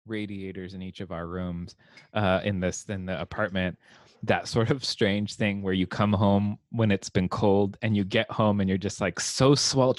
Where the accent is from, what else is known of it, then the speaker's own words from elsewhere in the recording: Southern California, United States; growing up in Southern California with an 85 degree Christmas